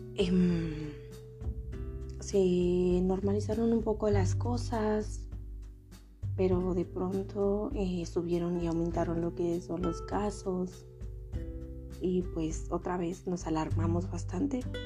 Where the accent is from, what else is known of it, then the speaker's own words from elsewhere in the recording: San Juan Cotzal, Quiché, Guatemala; first language Ixil; Spanish is a second language; moved away as an adult; now in Quetzaltenango, Guatemala; soy originaria de San Juan Cotzal el Quiché